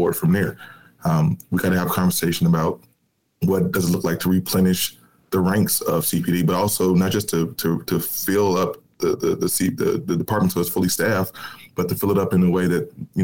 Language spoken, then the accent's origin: English; Chicago, Illinois, United States; I'm a kid from Chicago, born and raised in the city, public school kid